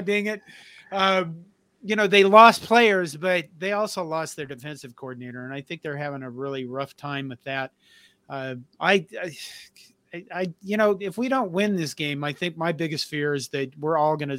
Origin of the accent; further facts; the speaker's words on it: Western Nebraska, United States; I grew up in Western Nebraska